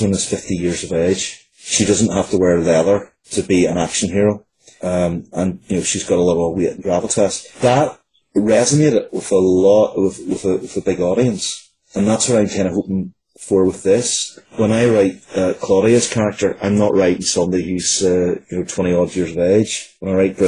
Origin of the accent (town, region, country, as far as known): Northern Ireland, United Kingdom; born or raised there